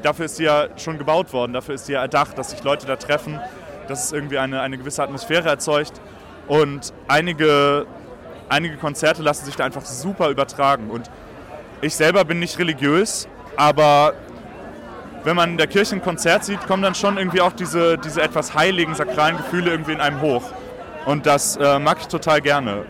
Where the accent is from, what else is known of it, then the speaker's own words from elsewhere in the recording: Hamburg, Germany; in meiner Heimatstadt Hamburg